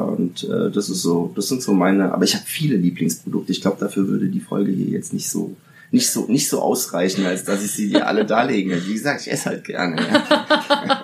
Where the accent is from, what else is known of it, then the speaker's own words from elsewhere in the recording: Italy; now in Germany; ich bin äh, zwar in Italien geboren, bin aber dann 1985, nee, 1984 bin ich, äh, bin ich nach Deutschland